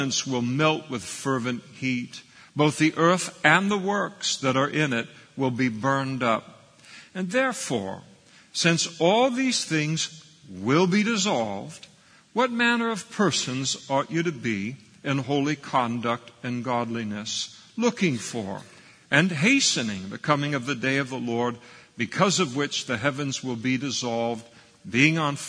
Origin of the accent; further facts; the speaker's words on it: Scotland, United Kingdom; I'm a Scot.